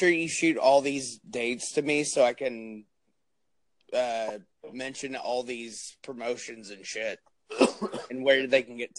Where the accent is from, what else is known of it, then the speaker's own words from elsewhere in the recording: New Jersey, United States; Don't put over the Garden State if you don't have to, even though it is my home state.